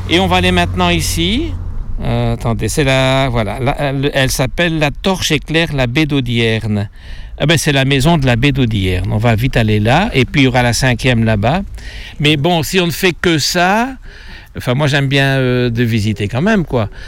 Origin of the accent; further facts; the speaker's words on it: Belgium; Nous, on vient de Belgique, on ne savait même pas qu'il y avait ici une petite euh, fontaine, mais c'est intéressant.